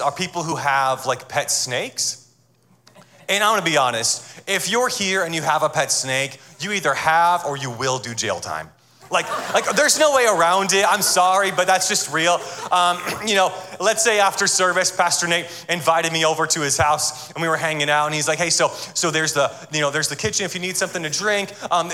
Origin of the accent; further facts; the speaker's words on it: Atlanta, Georgia, United States; I am from Atlanta, Georgia, and I'm married